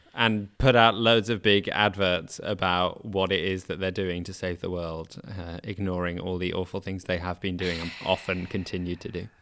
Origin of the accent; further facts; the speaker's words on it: United Kingdom; despite being essentially British.